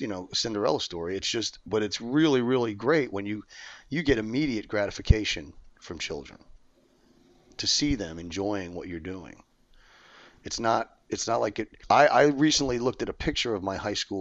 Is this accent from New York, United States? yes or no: yes; New York, United States; moved away as an adult; I'm from New York. I've been here 30 years